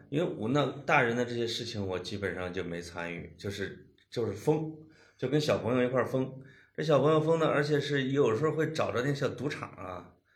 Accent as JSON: {"language": "Chinese", "region": "Henan", "country": "China", "said": "我们河南话"}